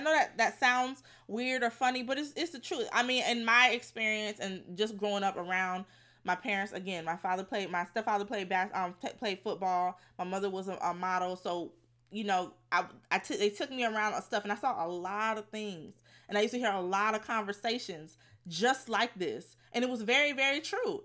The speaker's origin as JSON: {"language": "English", "town": "Fort Lauderdale", "region": "Florida", "country": "United States", "said": "I'm from Fort Lauderdale"}